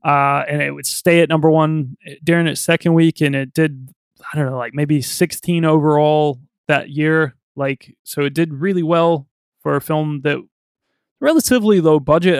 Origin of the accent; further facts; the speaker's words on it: United States; I'm American